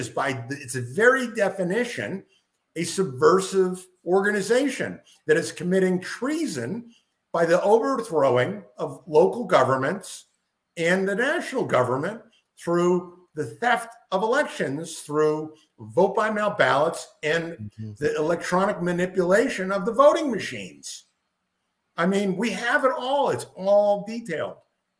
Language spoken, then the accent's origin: English; Lowell, Massachusetts, United States; moved away as an adult; now in Florida, United States; I grew up the city that I grew up in. I grew up in Lowell, Massachusetts, and they had a huge Southeast Asian population.